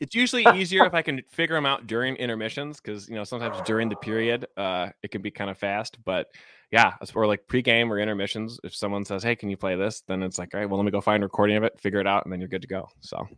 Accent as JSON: {"language": "English", "town": "Chicago", "region": "Illinois", "country": "United States", "tie": "born or raised there", "moved": "as an adult", "lives_now": "Seattle, United States", "said": "I grew up in Ch, Chicago, Cubs fan, um, but I moved out to Seattle in twenty fifteen"}